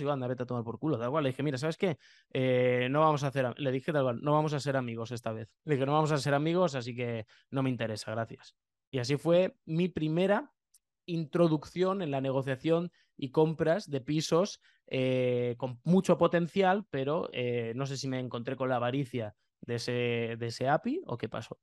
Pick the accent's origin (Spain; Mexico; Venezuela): Spain; Lleida, Catalonia; yo soy de Lleida